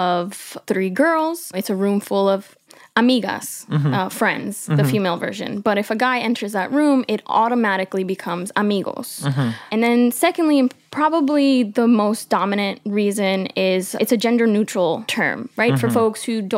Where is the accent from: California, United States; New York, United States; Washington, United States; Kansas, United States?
New York, United States; New York City; I'm Colombian Peruvian. I grew up in Queens, New York, in a predominantly white neighborhood to immigrant parents.